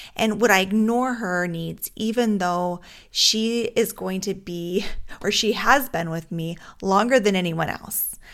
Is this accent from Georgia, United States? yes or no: no; Alaska, United States; now in Minnesota, United States; Growing up in Alaska, we had a lot of fresh air